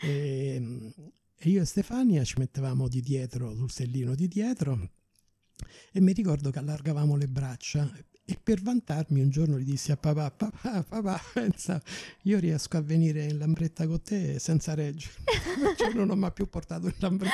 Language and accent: Italian; Rome, Lazio, Italy; moved away as an adult; also born or lived in Cape Town; io pure so della Garbatella